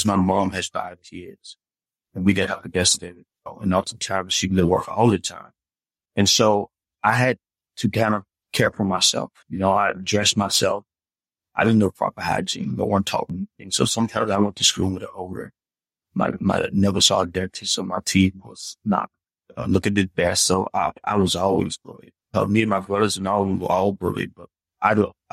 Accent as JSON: {"language": "English", "town": "Memphis", "region": "Tennessee", "country": "United States", "tie": "born or raised there", "moved": "yes", "lives_now": "Atlanta, United States", "said": "I'm a Southern boy. I grew up in Memphis, Tennessee."}